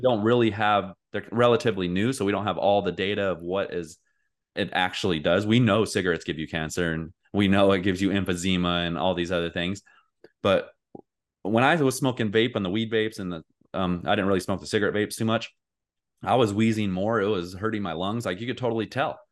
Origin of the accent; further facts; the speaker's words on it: United States; I'm an American